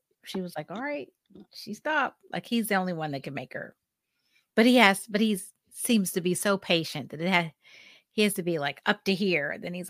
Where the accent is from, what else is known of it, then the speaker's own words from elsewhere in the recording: Pittsburgh, Pennsylvania, United States; I'm from Pittsburgh.